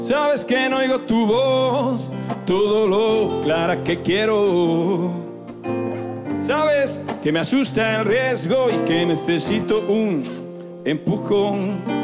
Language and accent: Spanish; Zafra, Extremadura, Spain; born or raised there